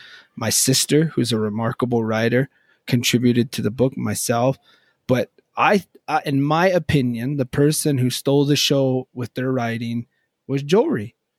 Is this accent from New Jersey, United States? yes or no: no; Crow Reservation, Montana, United States; I came from the Crow public school system with a little bit of time in the prior public school system